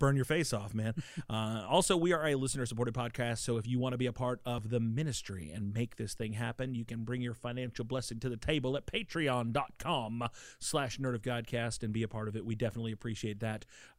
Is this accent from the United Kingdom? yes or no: yes; England, United Kingdom; I'm from England.